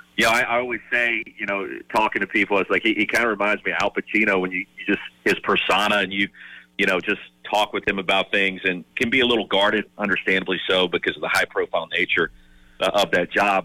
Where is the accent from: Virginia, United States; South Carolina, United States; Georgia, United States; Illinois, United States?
South Carolina, United States; Columbia; moved away; I grew up in Columbia